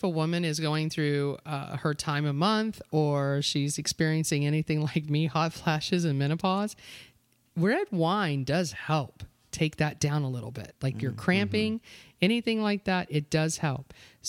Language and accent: English; Florida, United States; But I like them, and I'm from Florida.